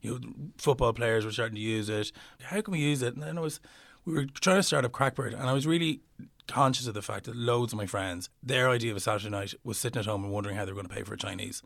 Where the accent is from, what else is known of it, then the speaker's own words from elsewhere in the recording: Slane, Leinster, Ireland; I'm from Slane. we're surrounded by fields